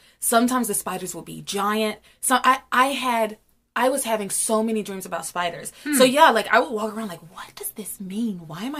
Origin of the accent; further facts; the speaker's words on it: the South, United States; I'm from the South.